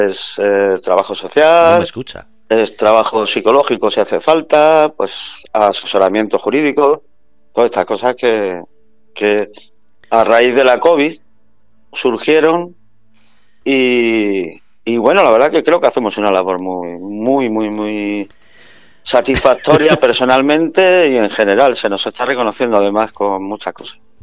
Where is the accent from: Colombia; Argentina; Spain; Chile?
Spain; Málaga, Andalusia; moved away as an adult; now in San Sebastián de los Reyes, Spain; como buen malagueño que soy